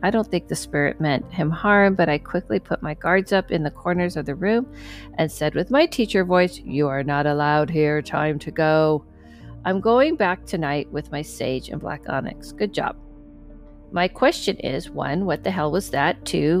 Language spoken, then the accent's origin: English; Michigan, United States; I grew up in Michigan and spent summers in the lakes.